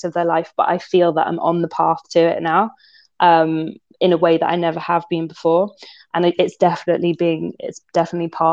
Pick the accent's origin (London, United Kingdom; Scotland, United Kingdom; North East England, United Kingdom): London, United Kingdom; I'm from London. I was like born and bred in London. I am a city girl.